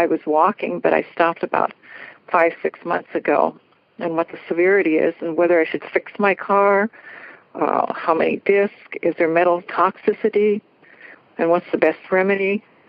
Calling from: Washington, United States; Washington State.

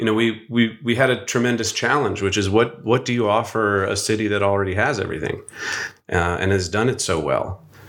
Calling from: Venice Beach, California, United States; Today, I am joining you from Venice Beach, California. But my life is sort of spread across the country.

